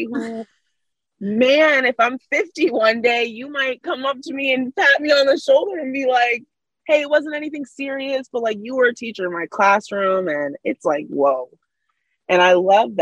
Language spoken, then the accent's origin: English; United States; being an American